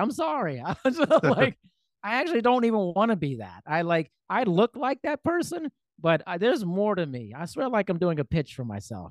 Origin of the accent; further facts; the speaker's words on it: Germany; born there; also born or lived in United States; And so I wasn't born in the United States. I was born in Germany. I've lived there twice.